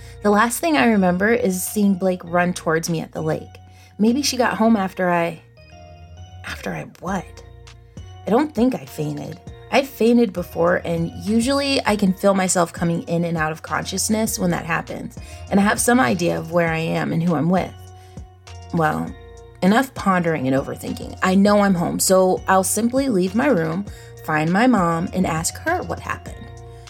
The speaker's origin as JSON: {"language": "English", "town": "Salem", "region": "Virginia", "country": "United States", "tie": "born or raised there", "said": "I know my hometown, Salem, Virginia, like the back of my hand. I have been pushed around in a stroller here, took my first steps here, rode my first bike here."}